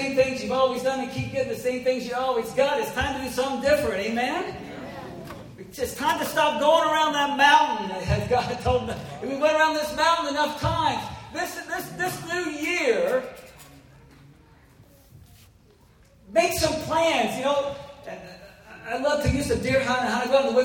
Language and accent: English; Missouri, United States; I grew up in Missouri